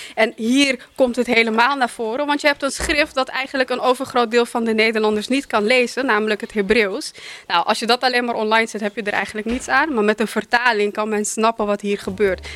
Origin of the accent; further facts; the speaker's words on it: Suriname; now in Netherlands; ik kom zelf uit Suriname